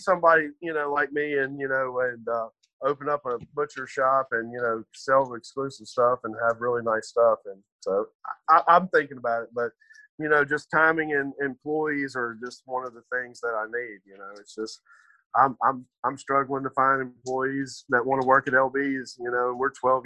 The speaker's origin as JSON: {"language": "English", "town": "Madison", "region": "Mississippi", "country": "United States", "said": "I'm originally from the Madison area"}